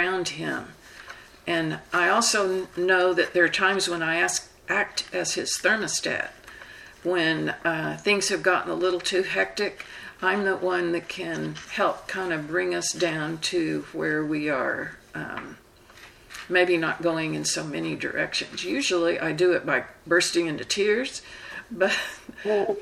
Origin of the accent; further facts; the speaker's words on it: the South, United States; I'm from the South, and we tend to talk slow